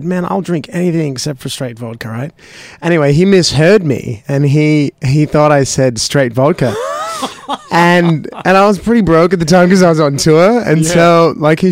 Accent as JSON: {"language": "English", "town": "Burnie", "region": "Tasmania", "country": "Australia", "tie": "born or raised there", "also_born_or_lived": "Seattle, Washington, United States / Bairnsdale, Victoria, Australia", "said": "when I was 6, we moved to Tasmania, and that's where I grew up."}